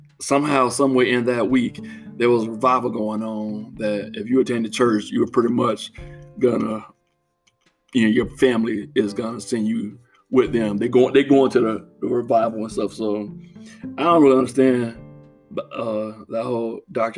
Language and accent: English; Florida, United States; as a little boy growing up in Florida